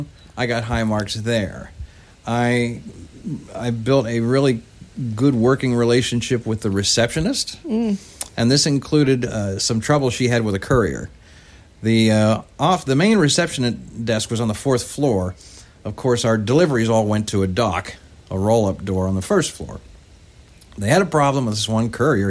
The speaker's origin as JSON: {"language": "English", "region": "West Virginia", "country": "United States", "said": "I'm from West Virginia. I'm not from. I'm Appalachian."}